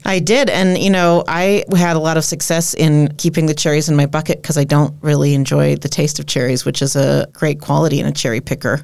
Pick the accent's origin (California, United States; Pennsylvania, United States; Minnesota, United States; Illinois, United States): Minnesota, United States; Minneapolis; moved away as an adult; also born or lived in Colorado; now in Door County, United States; I grew up in the Twin Cities